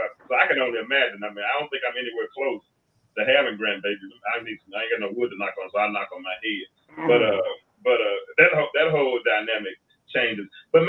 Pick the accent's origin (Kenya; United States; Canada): United States; Arkansas; born or raised there; moved away